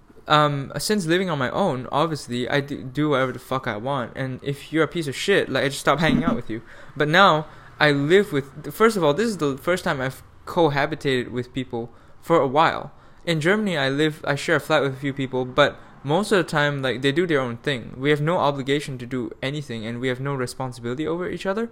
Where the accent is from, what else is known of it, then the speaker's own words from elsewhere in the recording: Malaysia; moved away as an adult; Then flew back to Malaysia, where I lived in like the capital for like a couple nights